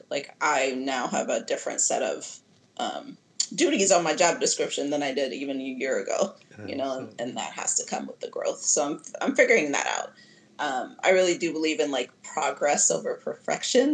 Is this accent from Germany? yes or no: no; Addis Ababa, Ethiopia; also born or lived in Nashville, Tennessee / Georgia; now in Oakland, United States; originally, I'm from Addis Ababa, Ethiopia